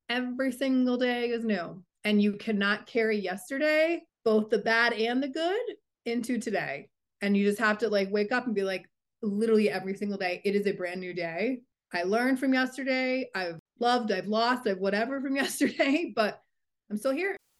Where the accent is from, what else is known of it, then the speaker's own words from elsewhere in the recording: New England, United States; now in Denver, United States; I am from the East Coast and from New England originally.